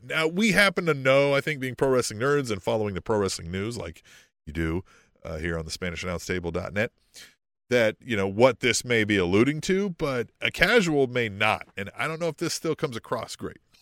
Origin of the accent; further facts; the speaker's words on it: Manhattan, Kansas, United States; I grew up in Manhattan, Kansas.